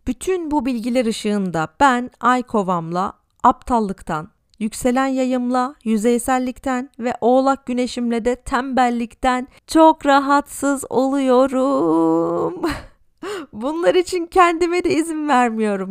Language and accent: Turkish; Tarsus, Mersin, Turkey; moved away as an adult; also born or lived in Istanbul; now in Berlin, Germany; Normalde Mersin'de yaşıyordum. Ailem orada. Tarsus'ta daha doğrusu